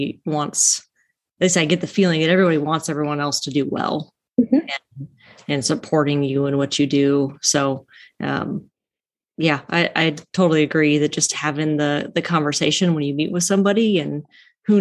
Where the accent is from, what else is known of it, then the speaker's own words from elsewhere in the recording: Nebraska, United States; moved away; I'm from Nebraska